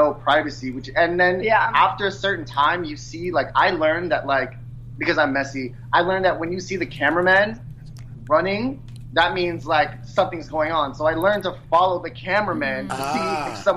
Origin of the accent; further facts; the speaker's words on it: New York City, New York, United States; I'm from New York City, I'm born and raised, and it's, like, my city, like, I've been here my entire life, I've never lived anywhere else